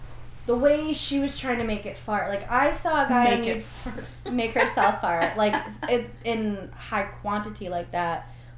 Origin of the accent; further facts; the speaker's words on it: New York, United States; We're not downstate.